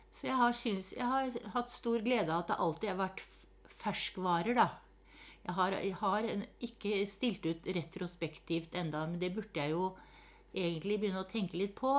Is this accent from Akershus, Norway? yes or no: yes; Hakadal, Akershus, Norway; den store gården hvor jeg vokste opp her i Hakadal